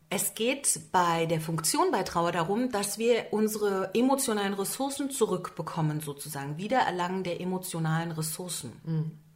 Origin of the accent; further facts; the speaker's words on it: Berlin, Germany; seit an Beginn meiner Tage sitze ich in Berlin